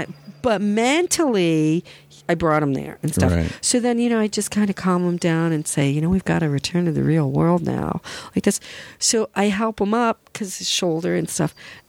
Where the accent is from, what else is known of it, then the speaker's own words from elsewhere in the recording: Flemington, New Jersey, United States; born there; And he's Flemington. That's where I was born. My dad had a business there 14 years.